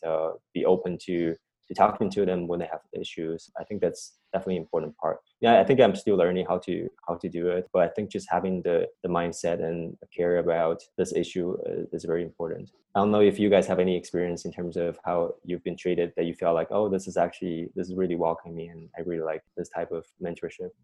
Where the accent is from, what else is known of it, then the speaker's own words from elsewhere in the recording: China; moved away as an adult; also born or lived in Cambridge, Massachusetts, United States / Berkeley, California, United States; now in United States; I, grew up in China